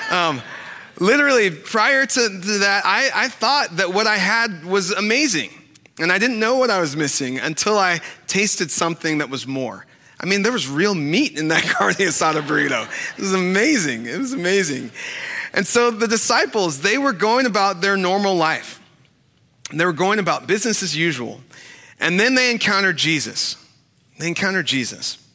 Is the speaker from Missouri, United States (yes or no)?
no; Sacramento, California, United States; I, grew up in Sacramento, and and growing up in Sacramento, after um, like football games and baseball games or basketball games, um, we would always go to Taco Bell